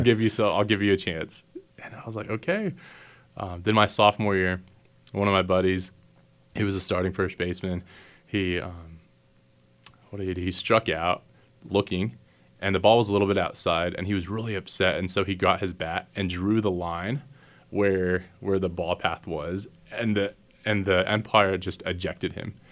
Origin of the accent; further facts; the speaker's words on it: Castroville, Texas, United States; moved away as an adult; also born or lived in Massachusetts / Maryland; now in Hays, United States; I am from Texas originally, a little bitty town called Castroville